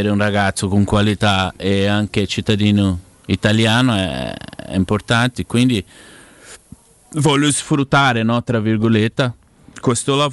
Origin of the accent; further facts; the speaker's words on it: Ribeirão Preto, São Paulo, Brazil; also born or lived in Curitiba; now in Ribeirão Preto, Brazil; sono tornato a vivere nella mia città perché io vivevo a Coritiba, poi mi spostavo a San Paolo, adesso ho voluto tornare a Beron Preto